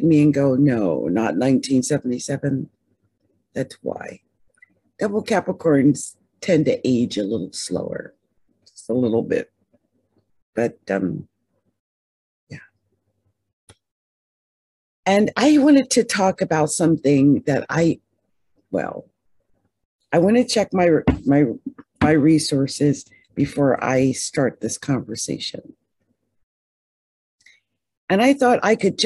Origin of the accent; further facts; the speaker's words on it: New Jersey, United States; I'm from Jersey. I went to Haddon Township High School.